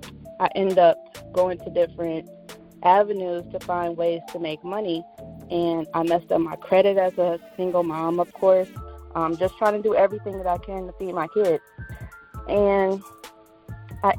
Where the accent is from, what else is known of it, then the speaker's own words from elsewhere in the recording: Cleveland, Ohio, United States; I'm from Cleveland, Ohio